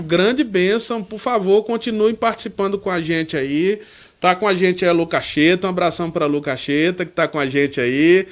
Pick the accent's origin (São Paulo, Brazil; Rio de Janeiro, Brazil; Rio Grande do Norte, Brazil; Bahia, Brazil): Bahia, Brazil; João Dourado; moved away; eu guardo muito boas lembranças aí dessa terra que é a minha terra